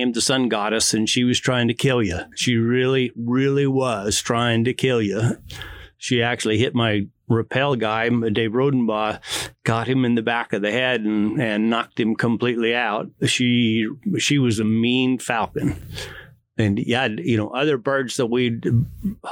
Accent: Boise, Idaho, United States; I was born and raised in Boise

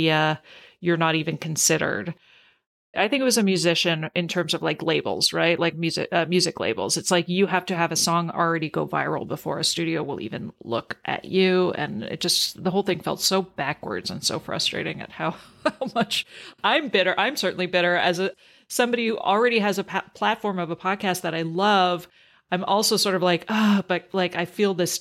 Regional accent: Canada; growing up in Canada and learning French

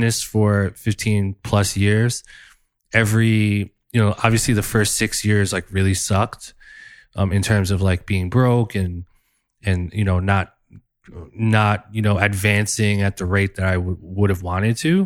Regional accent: New Jersey, United States; in the hood in Jersey where I grew up

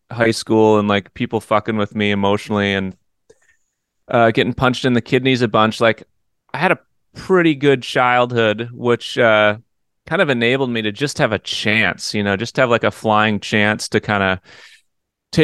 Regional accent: New Berlin, Wisconsin, United States; also born or lived in Eau Claire, Wisconsin; I grew up on the outskirts of Milwaukee in a suburb called New Berlin

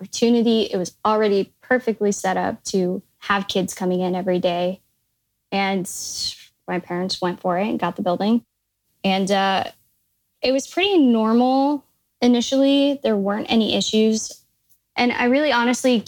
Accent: Midwest, United States; now in San Francisco Bay Area, United States; I'm originally from the Midwest

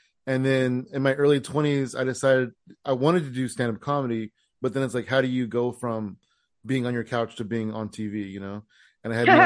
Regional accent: San Jose, California, United States; now in Tracy, United States; will claim to be a San Jose comedian

